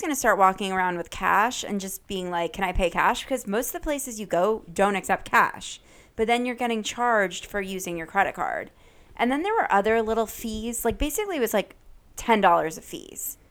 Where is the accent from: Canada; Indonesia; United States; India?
United States; Connecticut; being from Connecticut